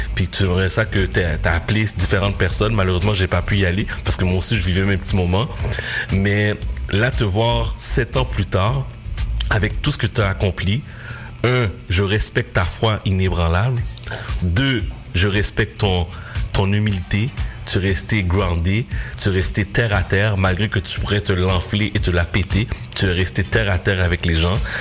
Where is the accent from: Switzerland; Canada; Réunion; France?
Canada; Repentigny, Quebec; j'arrive à Repentini, dans mon patelin